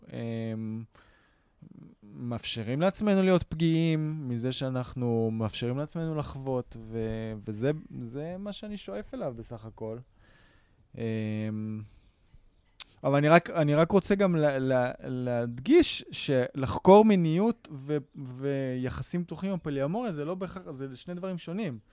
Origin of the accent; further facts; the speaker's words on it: Israel; אני שייך לפה. פה נולדתי, פה השורשים שלי, פה גדלתי פה